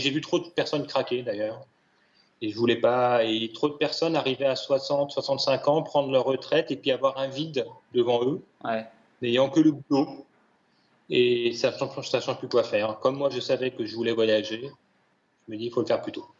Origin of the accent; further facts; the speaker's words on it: Paris, Île-de-France, France; moved away as an adult; j'étais ni plus ni moins qu'un Parisien, jeune, cadre dynamique